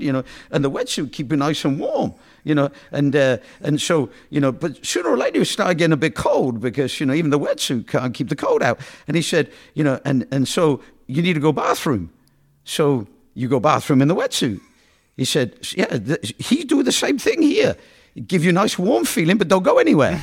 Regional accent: United Kingdom; now in United States; I'm from Britain

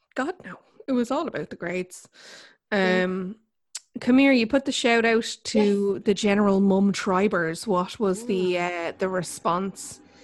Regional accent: Ireland; we're Irish

